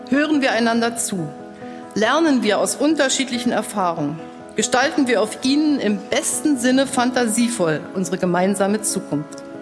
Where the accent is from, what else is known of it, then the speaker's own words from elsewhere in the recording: East Germany, Germany; dass man auch als Ostdeutscher und als jemand, der aus dem ländlichen Raum kommt, keinen Grund hat, sein Licht unter den Scheffel zu stellen